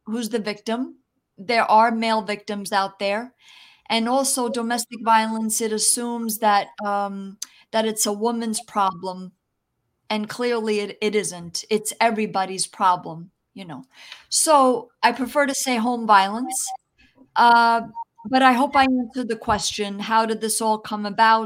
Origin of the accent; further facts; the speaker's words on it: New Jersey, United States; first language Italian; English is a second language; also born or lived in New York City; I was born in New York City, actually, but I was raised in New Jersey